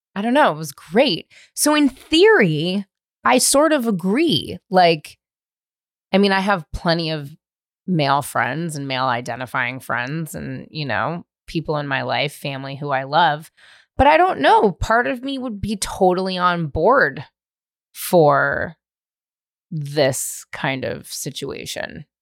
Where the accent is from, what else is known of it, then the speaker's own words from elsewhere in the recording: California, United States; I grew up in California